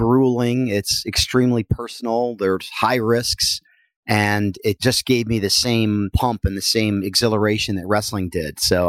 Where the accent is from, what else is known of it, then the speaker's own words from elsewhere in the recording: New Jersey, United States; Well, I am from Northern New Jersey, and I took up wrestling as a young boy